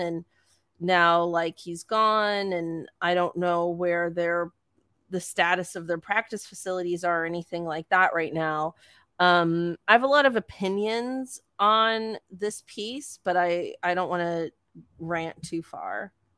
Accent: Eastern Canada, Canada; as a Canadian

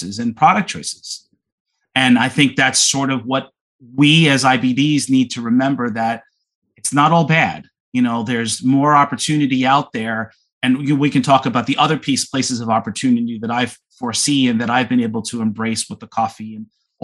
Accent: Long Island, New York, United States; I grew up in New York on Long Island.

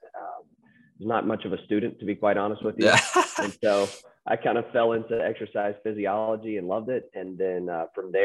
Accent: Charlotte, North Carolina, United States; moved away as an adult; Moved back to the Carolinas. We started having kids and wanted to raise them in the Carolinas, where I grew up in Charlotte.

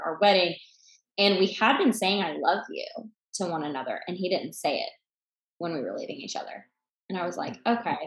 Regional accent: about an hour east of Atlanta, Georgia, United States; About an hour east of Atlanta. So I was born and raised in Georgia

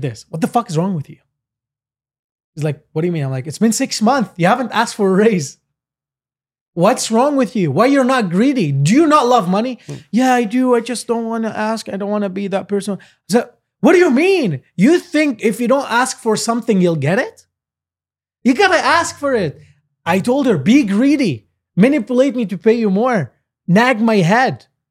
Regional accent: Lebanon; now in Canada; we're like originally from Lebanon

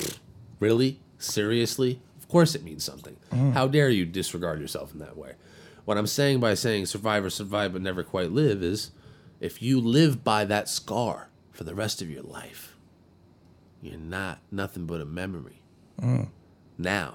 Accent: Seal Beach, California, United States; I grew up in Seal Beach

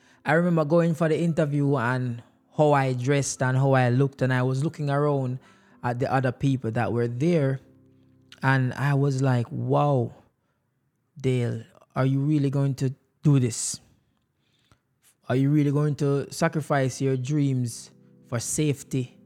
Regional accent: Jamaica; moved away; growing up in Jamaica

